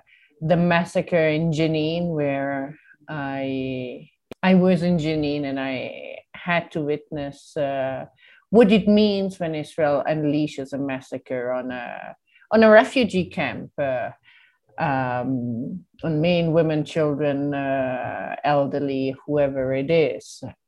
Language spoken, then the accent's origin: English; Italy; moved away as an adult; now in Palestine; I'm not Palestinian, I came from Italy to Palestine in 2002